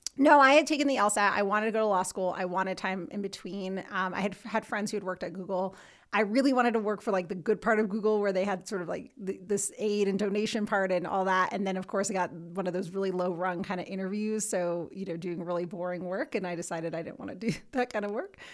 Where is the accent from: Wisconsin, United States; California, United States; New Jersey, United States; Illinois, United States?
New Jersey, United States; moved away as an adult; now in Denver, United States; from New Jersey originally, if you can hear it.